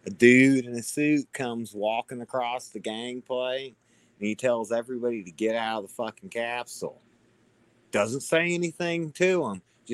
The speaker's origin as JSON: {"language": "English", "region": "Florida", "country": "United States", "said": "I'm from Florida"}